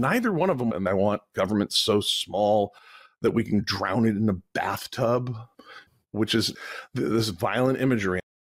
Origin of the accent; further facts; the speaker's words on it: Vermont, United States; I'm from Vermont